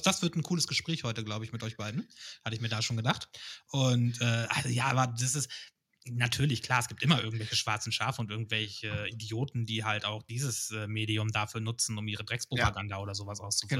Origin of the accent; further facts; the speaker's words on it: Hameln, Lower Saxony, Germany; also born or lived in Cologne; now in Hanover, Germany; ich bin aus Hameln gebürtig